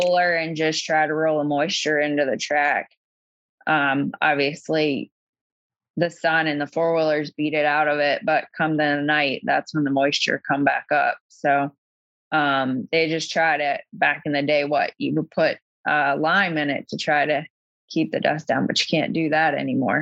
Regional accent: Pennsylvania, United States; now in Virginia, United States; So Pennsylvania is my home state.

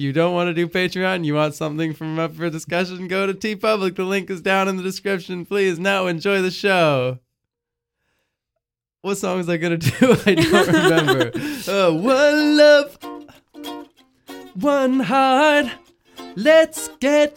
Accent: around Montreal, Quebec, Canada; we came here before I was born, so I was born around Montreal

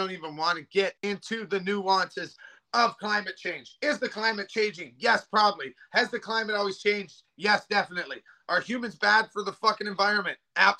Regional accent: Western Canada, Canada; I just want to mention that I was from Western Canada.

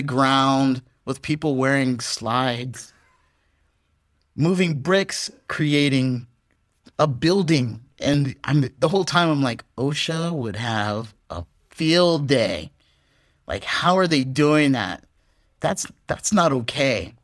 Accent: United States; moved away as an adult; now in Vietnam; as an American

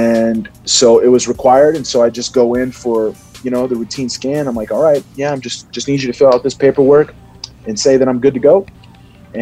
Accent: Cincinnati, Ohio, United States; I was born in Cincinnati

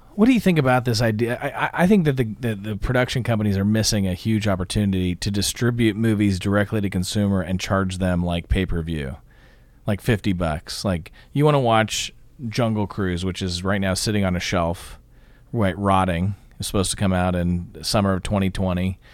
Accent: Scottsdale, Arizona, United States; also born or lived in California; now in Atlanta, United States; I grew up in Scottsdale, Arizona, where There are no trees

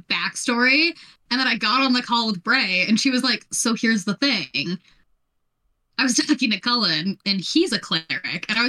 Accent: Alberta, Canada; I'm a prairie and mountain girl. I'm from Alberta

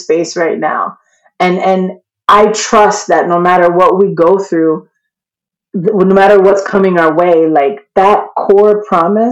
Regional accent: New York, United States; I'm from New York and we do not grow up believing in joy. We grow up ready to fight

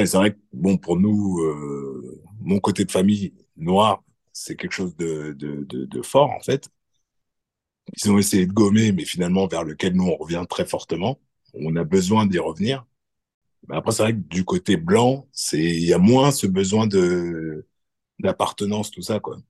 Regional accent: France; en France moi quand j'ai grandi bah, je sentais que j'étais pas blanc

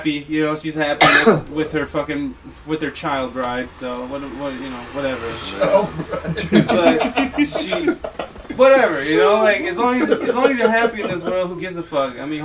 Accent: Ohio, United States; now in San Diego, United States; I'm from Ohio

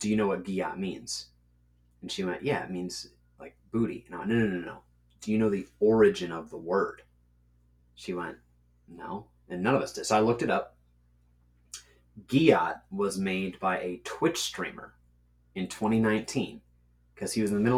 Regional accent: Catskill, New York, United States; I'm from Catskill, New York

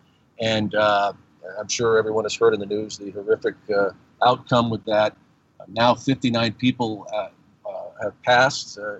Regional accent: Tucson, Arizona, United States; I'm from Tucson, Arizona

